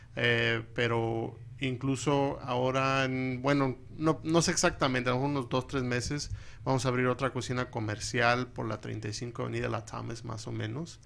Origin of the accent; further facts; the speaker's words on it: California, United States; now in Phoenix, United States; soy de California, de papás mexicanos